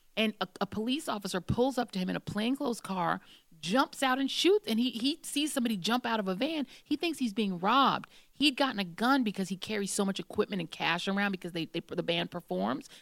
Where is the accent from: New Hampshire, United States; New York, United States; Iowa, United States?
New York, United States; Brooklyn; I was born in Brooklyn.